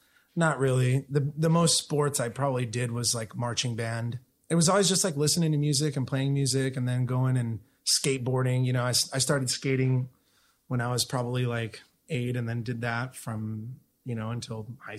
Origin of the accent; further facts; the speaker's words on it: Chula Vista, California, United States; My family and I lived in Imperial Beach for the first couple years of my life.